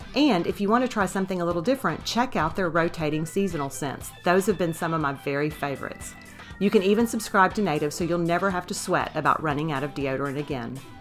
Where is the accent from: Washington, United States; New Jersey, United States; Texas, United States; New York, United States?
Texas, United States; Beaumont; I went to high school in Beaumont